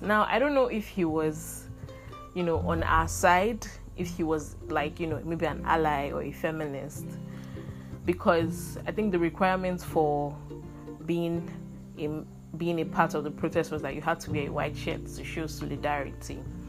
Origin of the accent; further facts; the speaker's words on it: Nigeria; as Nigerian women.